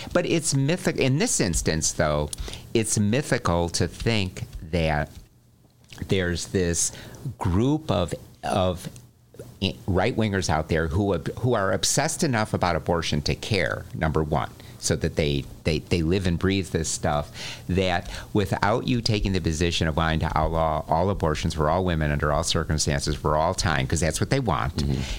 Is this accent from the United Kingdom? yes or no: no; Morton Grove, Illinois, United States; my hometown, uh, Morton Grove